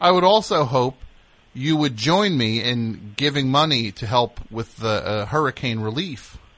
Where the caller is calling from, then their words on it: Rockville, Maryland, United States; I'm calling from Rockville, Maryland.